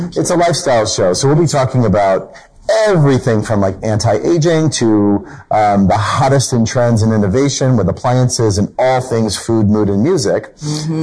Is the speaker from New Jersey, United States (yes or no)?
yes; New Jersey, United States; we're both from New Jersey.